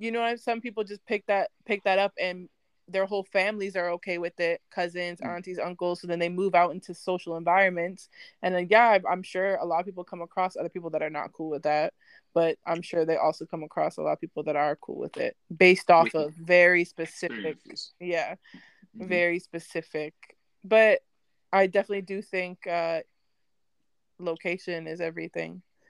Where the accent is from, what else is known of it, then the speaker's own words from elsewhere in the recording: Virginia, United States; also born or lived in Vancouver, Canada; So I've lived in Virginia. I grew up in Virginia.